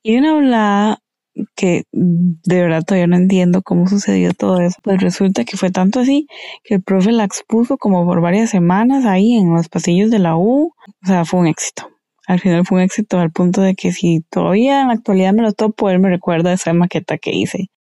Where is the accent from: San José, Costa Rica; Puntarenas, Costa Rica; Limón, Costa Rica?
Puntarenas, Costa Rica; Esparza; Esparza Punta Arenas, de donde soy oriunda.